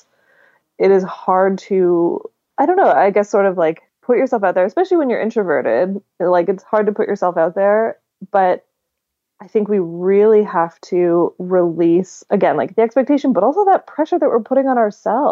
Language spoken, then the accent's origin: English; Victoria, British Columbia, Canada; moved away; Victoria, my hometown